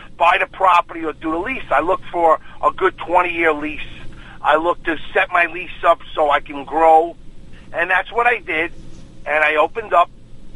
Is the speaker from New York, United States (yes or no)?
yes; New York City, New York, United States; a couple of my friends moved to Duluth that I grew up with in Queens